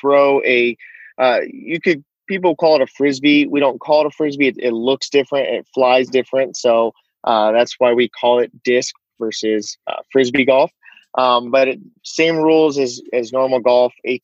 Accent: Southern California, United States; now in Monterey, United States; I grew up in Southern California near the beach

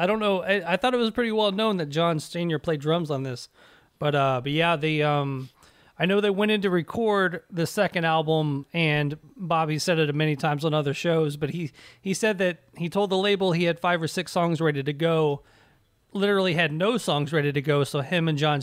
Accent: Nashville, Tennessee, United States; I grew up in Nashville

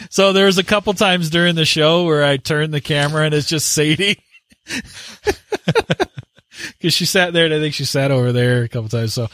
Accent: Canada; So with that … And I'm the Canadian.

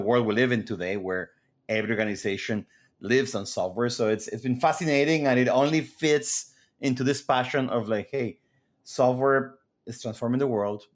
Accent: Mexico; moved away as an adult; now in United States; I grew up in Mexico, then moved to the U S right after school

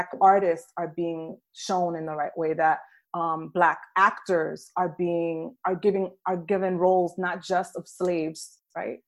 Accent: New York City, New York, United States; moved away as an adult; also born or lived in Tennessee; now in Tampa, United States; I grew up in New York City, and Black people were referred to as African-American. And then I moved to Tennessee

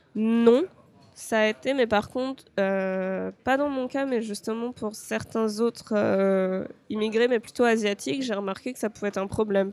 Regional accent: France; moved away as an adult; now in Japan; en tant que Français, on vient d'un pays où on a énormément d'avantages

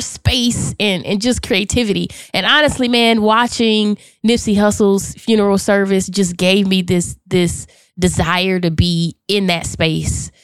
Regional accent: Charlotte, North Carolina, United States; I am from Charlotte, North Carolina, born and raised

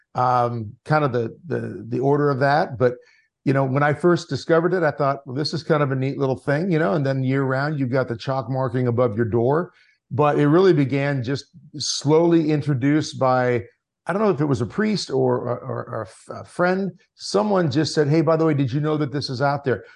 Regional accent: Lincoln Diocese, Nebraska, United States; I born and raised in the Lincoln Diocese in Nebraska

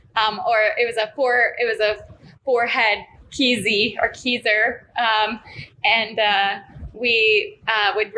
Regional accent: Midwest, United States; moved away as an adult; now in Arizona, United States; I'm originally from the Midwest and I moved to Arizona

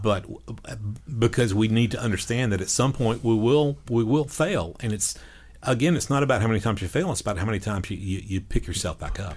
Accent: Panama City Beach, Florida, United States; growing up on Panama City Beach.

